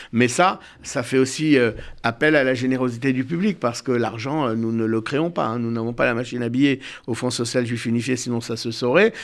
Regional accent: Bordeaux, Nouvelle-Aquitaine, France; moi je suis né à Bordeaux

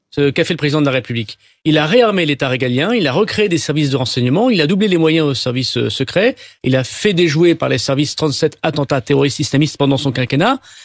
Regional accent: France; chez nous en France

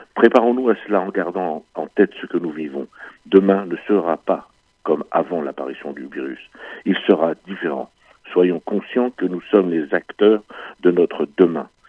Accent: France; chez nous, en France

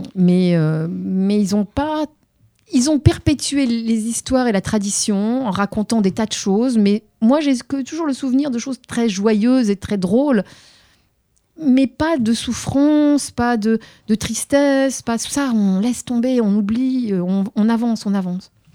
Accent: Tunis, Tunis Governorate, Tunisia; moved away; je suis une Tunis mémoise, puisque je suis née à Tunis même

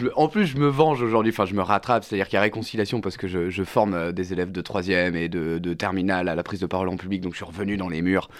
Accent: Vendée, Pays de la Loire, France; Je viens de Vendée, donc je viens d'une zone rurale

